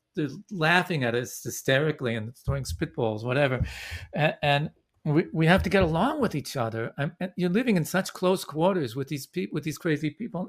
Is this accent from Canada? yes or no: yes; Vancouver, British Columbia, Canada; now in Brooklyn, United States; I was born in Vancouver.